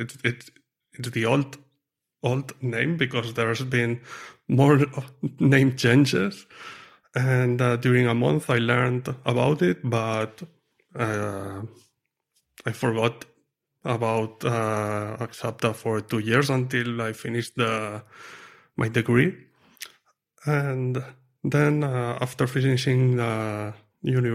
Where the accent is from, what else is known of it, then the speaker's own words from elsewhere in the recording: Lleida, Catalonia, Spain; moved away as an adult; also born or lived in Madrid, Spain; now in near Madrid, Spain; I'm from near Barcelona, a city called Lleida